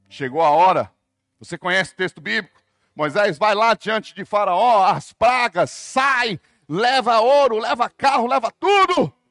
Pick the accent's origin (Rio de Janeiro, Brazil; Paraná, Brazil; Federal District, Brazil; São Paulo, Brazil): São Paulo, Brazil; born there; also born or lived in Brasília / Fortaleza / Salvador; Sou urbano. Nasci em São Paulo, morei em Brasília, morei em Fortaleza, morei em Salvador, só morei em capital.